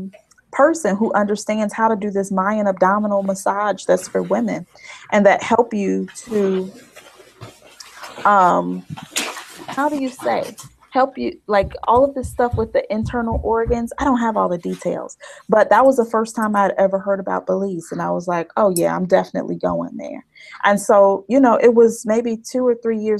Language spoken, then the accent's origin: English; Chicago, Illinois, United States; also born or lived in Boise, Idaho / Pennsylvania; I'm from the South Side of Chicago